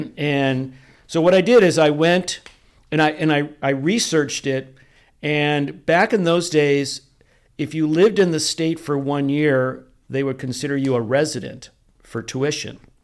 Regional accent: Rochester, New York, United States; moved away as an adult; also born or lived in Greece, New York / Canandaigua, New York / Orange County, California; now in San Diego, United States; born in Rochester, New York

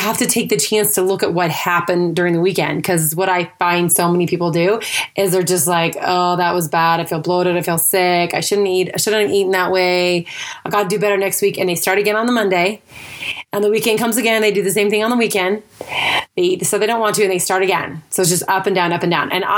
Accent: Idaho, United States; moved away as an adult; also born or lived in Utah / California / Texas / Florida; I grew up in Idaho, and then after high school, I lived in Utah

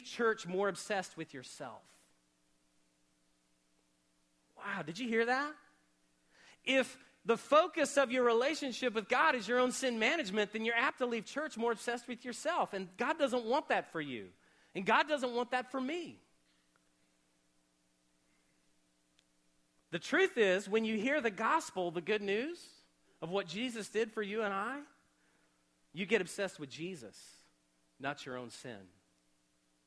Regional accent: Oklahoma, United States; Growing up in Oklahoma

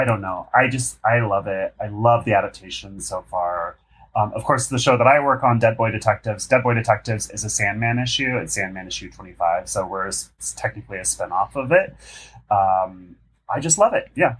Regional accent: Pacific Northwest, United States; I'm also from the Pacific Northwest

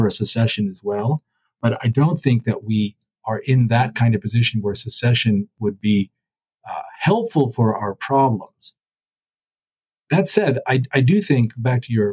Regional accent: California, United States; I'm from California

